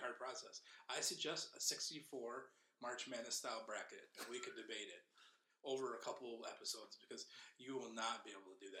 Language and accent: English; Alpena, Michigan, United States; also born or lived in South Korea; growing up in Alpena in the early 80s, I was called … a lot.